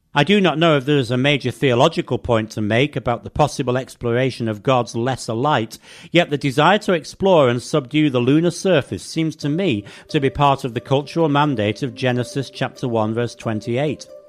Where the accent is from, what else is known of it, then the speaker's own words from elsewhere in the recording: England, United Kingdom; growing up in England